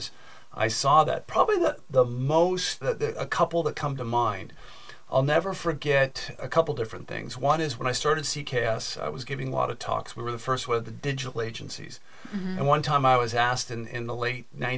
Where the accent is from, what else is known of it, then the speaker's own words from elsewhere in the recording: Silicon Valley, California, United States; I grew up in Silicon Valley